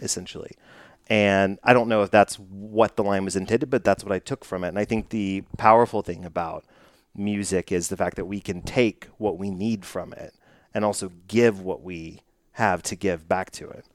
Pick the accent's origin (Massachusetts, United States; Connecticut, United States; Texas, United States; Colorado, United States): Texas, United States; Dallas; I'm from Dallas